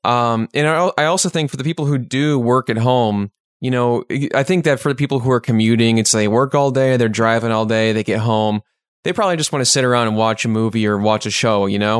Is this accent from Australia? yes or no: no; Chicago, Illinois, United States; we're from the Chicagoland area